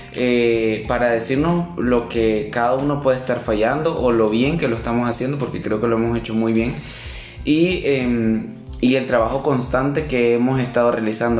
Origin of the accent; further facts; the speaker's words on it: Nicaragua; moved away as an adult; now in Costa Rica; soy nicaragüense. Tengo dos años de estar en Costa Rica.